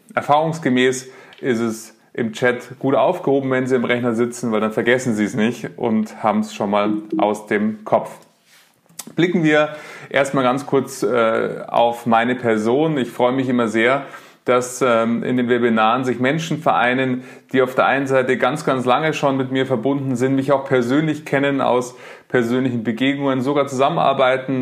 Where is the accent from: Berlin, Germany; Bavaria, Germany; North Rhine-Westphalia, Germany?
Bavaria, Germany; Munich; ich lebe in München, bin ähm, Münchner